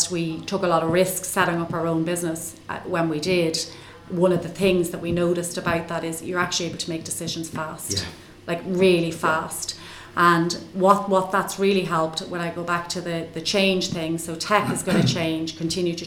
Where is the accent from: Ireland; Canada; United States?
Ireland; I'm an Irish accountant